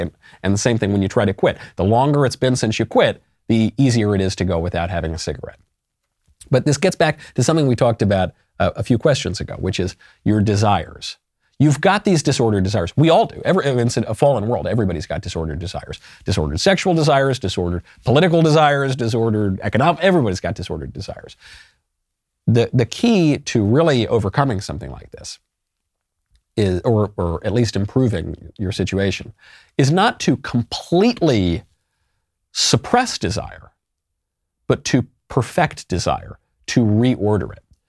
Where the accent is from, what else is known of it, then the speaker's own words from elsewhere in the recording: United States; I'm very patriotic. I love my country deeply. I certainly love my American identity